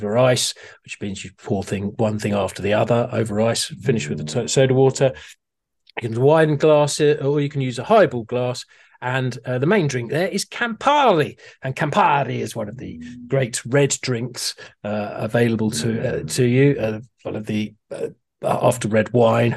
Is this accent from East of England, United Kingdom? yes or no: yes; Harpenden, East of England, United Kingdom; my hometown, Harpenden